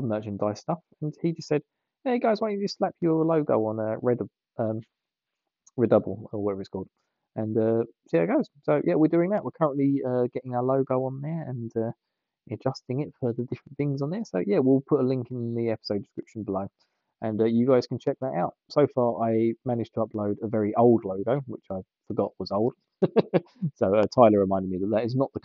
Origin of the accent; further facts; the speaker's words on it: England, United Kingdom; I'm from England.